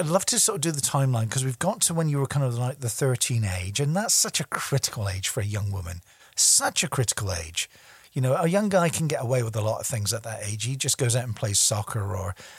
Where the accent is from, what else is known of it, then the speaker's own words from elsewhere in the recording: Scotland, United Kingdom; I'm a stubborn Scotsman.